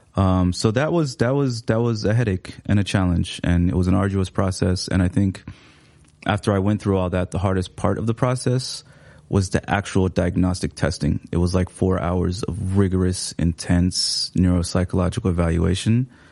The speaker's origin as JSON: {"language": "English", "town": "Seattle", "region": "Washington", "country": "United States", "tie": "born or raised there", "also_born_or_lived": "Somalia", "second_language": "English", "moved": "as an adult", "lives_now": "Minneapolis, United States", "said": "I grew up in Seattle."}